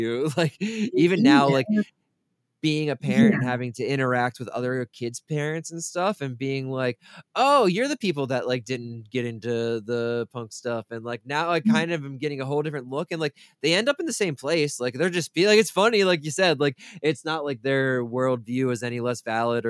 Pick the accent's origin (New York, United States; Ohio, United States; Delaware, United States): Delaware, United States; me growing up in Delaware